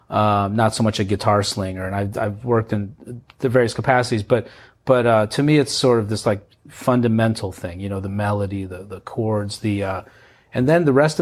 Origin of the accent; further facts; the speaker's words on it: St. Louis, Missouri, United States; also born or lived in Belarus; I grew up here